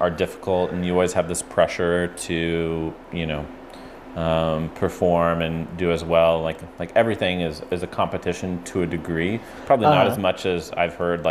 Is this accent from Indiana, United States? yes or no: yes; Indiana, United States; moved away; I grew up in Indiana and didn't move around a lot